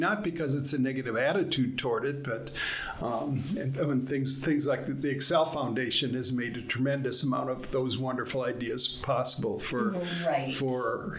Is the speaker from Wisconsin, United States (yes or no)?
yes; Wisconsin, United States; moved away as an adult; also born or lived in Minnesota / Spokane, Washington; now in Idaho, United States; I grew up in the Midwest. I grew up in Wisconsin